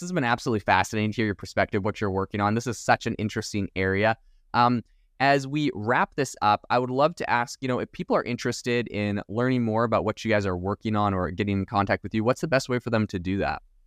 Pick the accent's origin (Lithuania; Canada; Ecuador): Canada; moved away as an adult; now in Arizona, United States; I'm actually originally from Canada